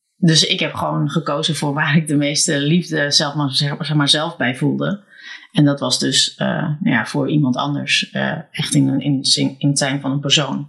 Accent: Alkmaar, North Holland, Netherlands; born or raised there

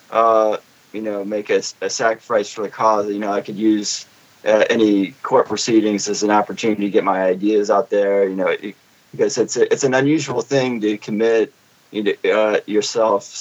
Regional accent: Richmond, Virginia, United States; moved away; I'm from Richmond

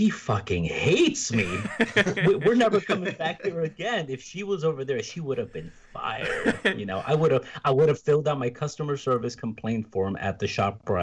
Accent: United States; now in Germany; as an American

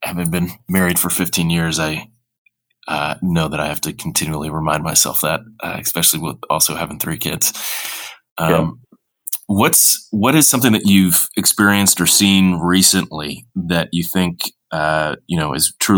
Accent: Midwest, United States; also born or lived in Chicago / California; now in Raleigh, United States; I was born and raised in the Midwest

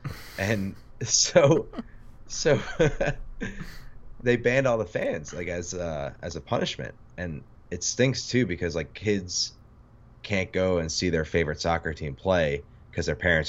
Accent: New York City, New York, United States; Yeah, I grew up in Queens playing baseball, and it was super fun.

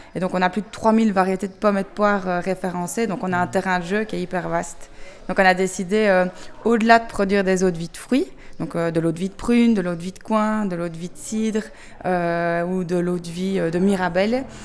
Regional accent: Belgium; on vient de Belgique

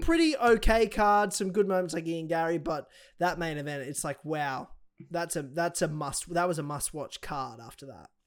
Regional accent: Australia; I'm Australian

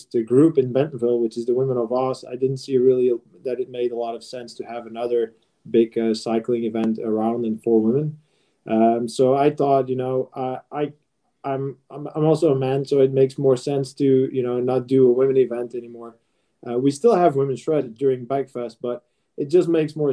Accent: Belgium; I'm from Belgium

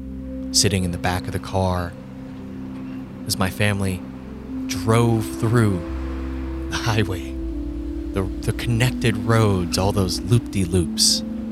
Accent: Alabama, United States; In fact, growing up, I grew up just outside of Huntsville, Alabama. And that was the biggest city that I knew.

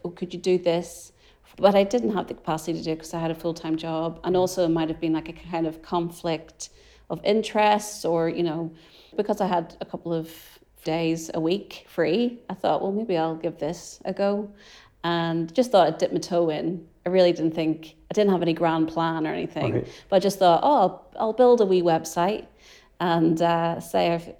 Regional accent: Ireland; As an Irish person

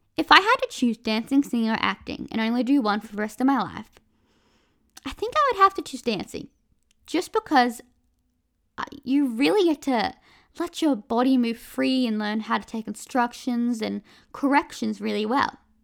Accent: Australia; I'm from Australia

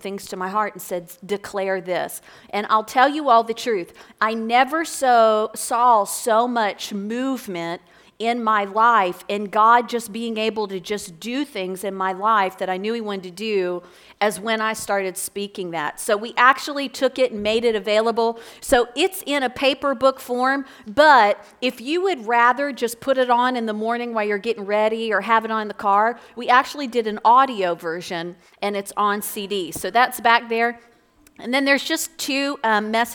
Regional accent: Florence, Kentucky, United States; I'm from Northern Kentucky. I grew up right here in Florence.

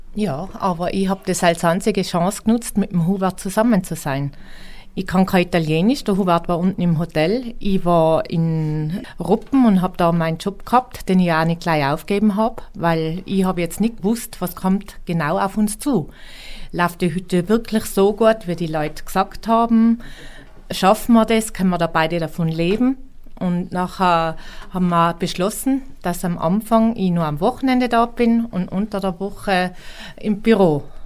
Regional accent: Roppen, Tyrol, Austria; now in Schwangau, Germany; Ich komme aus Roppen in Nordtirol, Nähe Imst.

